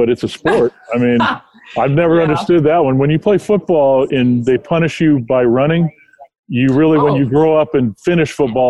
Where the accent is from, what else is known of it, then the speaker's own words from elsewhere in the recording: Southern California, United States; also born or lived in New Mexico; I grew up in Southern California